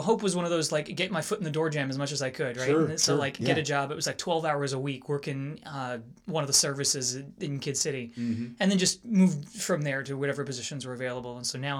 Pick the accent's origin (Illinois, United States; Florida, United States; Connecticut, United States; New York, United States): New York, United States; Long Island; moved away as an adult; also born or lived in outside Philadelphia, Pennsylvania / Kentucky; now in Raleigh-Durham, United States; We grew up in New York, and then we moved to outside of Philly for a couple of years when I just got a job.